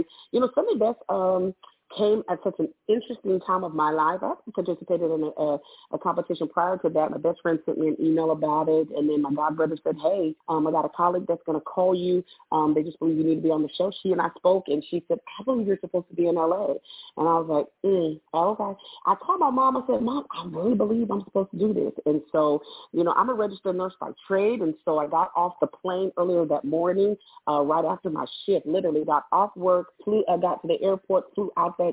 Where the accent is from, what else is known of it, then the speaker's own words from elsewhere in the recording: Tacoma, Washington, United States; moved away as an adult; now in Birmingham, United States; I'm from Tacoma, Washington. It is about 30 minutes south of Seattle